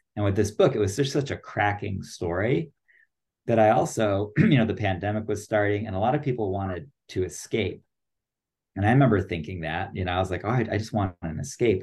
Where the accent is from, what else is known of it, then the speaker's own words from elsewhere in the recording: United States; I'm American